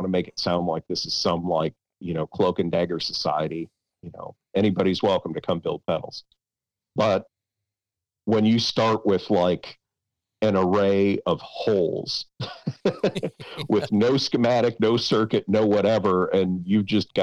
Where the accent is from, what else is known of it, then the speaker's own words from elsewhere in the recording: Toledo, Ohio, United States; I grew up in the Polish part of Toledo